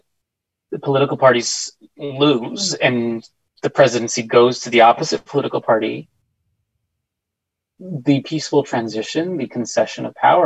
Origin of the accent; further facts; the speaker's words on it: El Paso, Texas, United States; I'm from El Paso